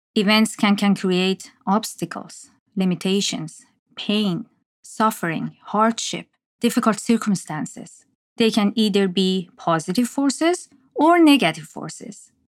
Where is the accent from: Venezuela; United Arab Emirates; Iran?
Iran; moved away as an adult; now in Toronto, Canada; I was born and raised in Iran and moved to Canada after graduating from university.